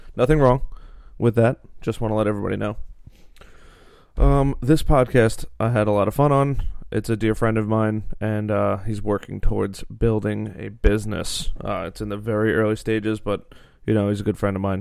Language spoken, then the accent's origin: English; Long Island, New York, United States; we're from Long Island